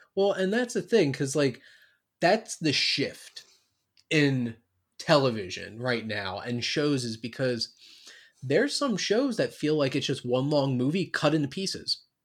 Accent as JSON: {"language": "English", "region": "New Jersey", "country": "United States", "said": "I'm from South Jersey, so I'm, like, I'm not, like, North Jersey, New York"}